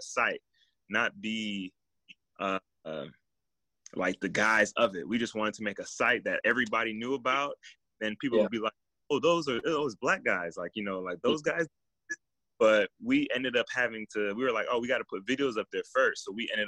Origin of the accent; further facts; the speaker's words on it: Miami, Florida, United States; moved away; my best friend that I grew up with in Miami